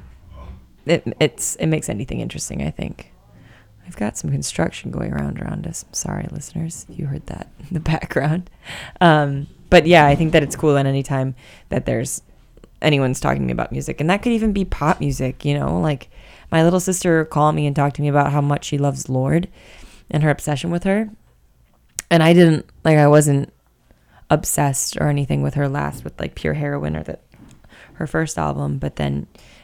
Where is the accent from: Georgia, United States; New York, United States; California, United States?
New York, United States; Buffalo; accent: Buffalo; now in San Francisco, United States; my Buffalo accent